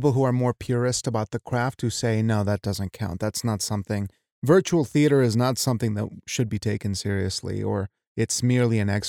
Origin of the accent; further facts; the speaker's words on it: Wyoming, United States; I'm from Wyoming